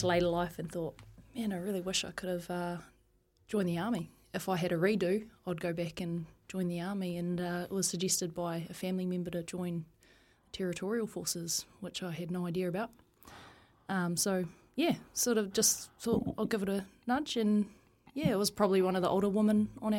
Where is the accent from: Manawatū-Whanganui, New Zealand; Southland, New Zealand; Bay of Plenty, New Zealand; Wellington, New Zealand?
Manawatū-Whanganui, New Zealand; Taihape; also born or lived in Palmerston North; I was born in Palmerston North. Yeah. Grew up in a small town called Taihape.